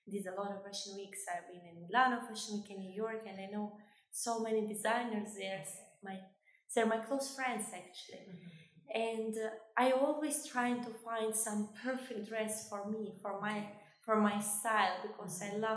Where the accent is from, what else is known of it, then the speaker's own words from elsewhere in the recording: Kosovo; now in UAE; I'm originally from Kosovo